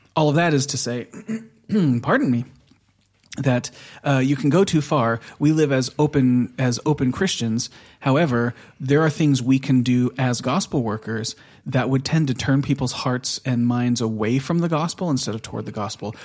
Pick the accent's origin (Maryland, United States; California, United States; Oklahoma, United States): California, United States; Southern; moved away as an adult; now in Oslo, Norway; we're from Southern California